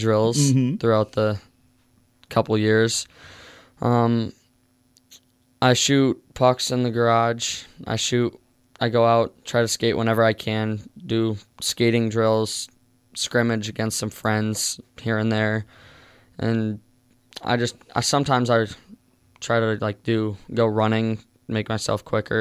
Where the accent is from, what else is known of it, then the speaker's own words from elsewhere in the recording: South Dakota, United States; my home state